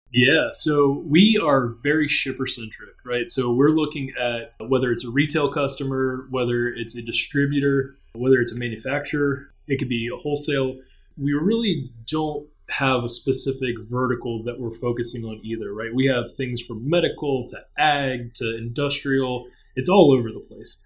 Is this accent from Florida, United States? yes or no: yes; Orlando, Florida, United States; third generation from Orlando, grew up here